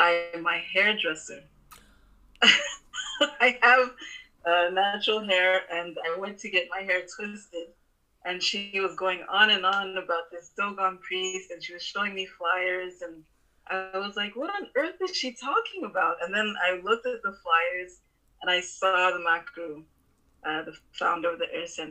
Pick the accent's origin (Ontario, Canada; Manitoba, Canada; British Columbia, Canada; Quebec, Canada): Quebec, Canada; Montreal; I was born and raised in Montreal, Canada